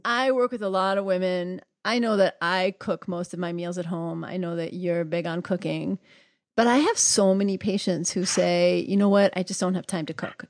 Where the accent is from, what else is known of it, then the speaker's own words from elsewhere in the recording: New York City, New York, United States; moved away; also born or lived in Atlanta, Georgia; I grew up in New York City